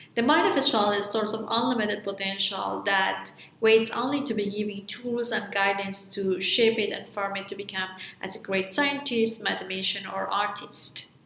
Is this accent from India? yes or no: no; Afghanistan; As a girl growing up in Afghanistan